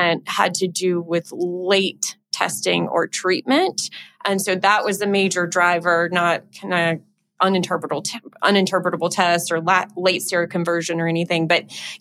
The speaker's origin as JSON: {"language": "English", "region": "Louisiana", "country": "United States", "said": "I'm from Louisiana."}